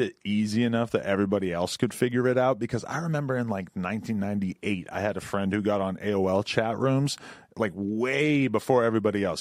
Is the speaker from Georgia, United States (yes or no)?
no; New Hampshire, United States; moved away; also born or lived in New York City; the chicks that I grew up around because in New Hampshire